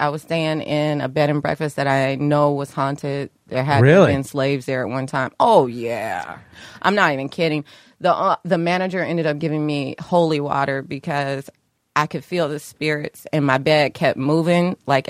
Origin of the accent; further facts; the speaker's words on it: Dayton, Ohio, United States; moved away; growing up in Dayton, Ohio